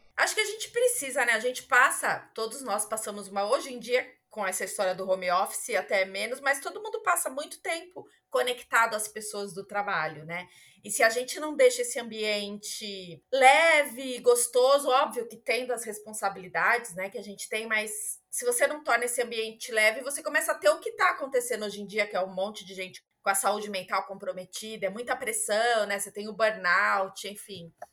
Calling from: São Bernardo do Campo, São Paulo, Brazil; Eu falo de São Bernardo do Campo, São Paulo, aqui no Brasil

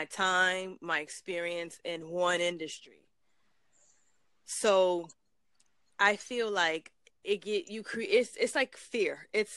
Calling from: New York City, New York, United States; I'm calling from Brooklyn, New York

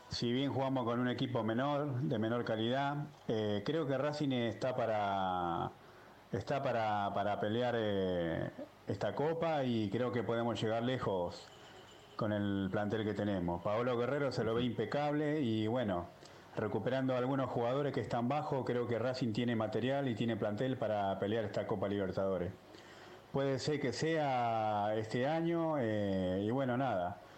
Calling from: San Martín, Argentina; Hola Ramiro, viejo. Acá … desde San Martín.

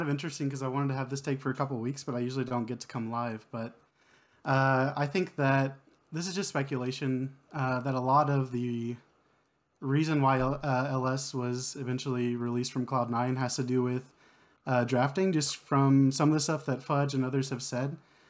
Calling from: Kyle, Texas, United States; Kyle, Texas, just south of Austin.

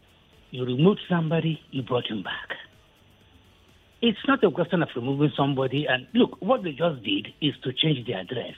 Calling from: Okokomaiko, Lagos, Nigeria; So I'm calling from Okukomaiko.

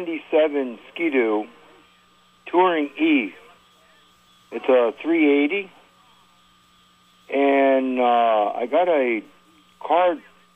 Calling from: Rouses Point, New York, United States; I live in Rouse's Point.

